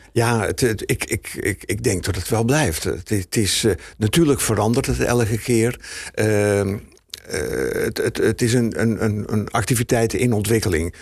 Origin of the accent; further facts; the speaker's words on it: Heemskerk, North Holland, Netherlands; bij ons in Heemskerk